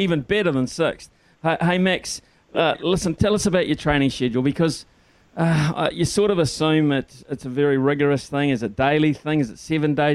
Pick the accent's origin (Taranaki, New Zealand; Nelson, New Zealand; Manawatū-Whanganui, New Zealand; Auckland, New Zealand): Manawatū-Whanganui, New Zealand; Whanganui; I hail from Whanganui as well. I'm a Carlton School old boy